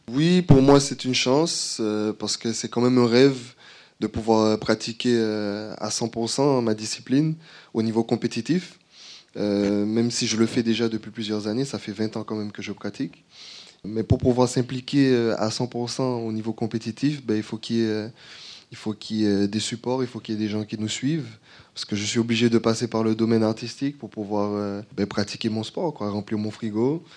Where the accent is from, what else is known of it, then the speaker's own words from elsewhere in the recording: Martinique; moved away; je suis martiniquais, je suis rentré il n'y a pas longtemps